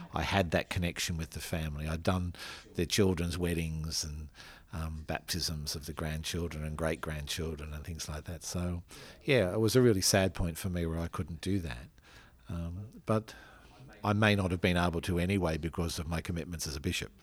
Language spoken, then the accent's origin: English; Australia; as an Australian man and as an Australian priest